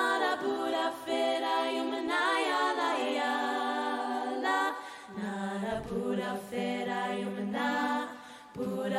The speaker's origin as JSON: {"language": "English", "region": "Mindanao", "country": "Philippines", "tie": "born or raised there", "moved": "yes", "lives_now": "Australia", "said": "growing up in Mindanao"}